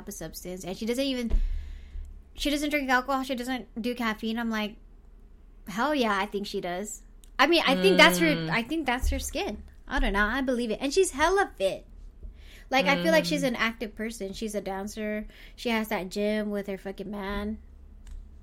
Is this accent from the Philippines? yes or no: yes; Philippines; I'm Filipino